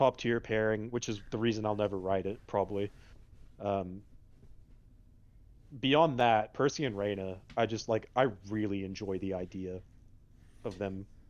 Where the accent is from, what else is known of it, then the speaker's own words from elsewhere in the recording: Australia; now in United States; I am Australian. I've lived in the United States and in Texas specifically for the past 14 years. So my accent is sometimes harder to place, but it comes out in force occasionally.